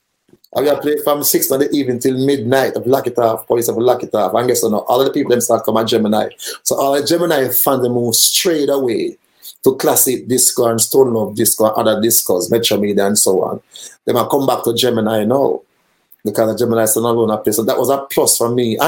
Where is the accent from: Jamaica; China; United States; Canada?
Jamaica; Kingston; we are from Kingston 13.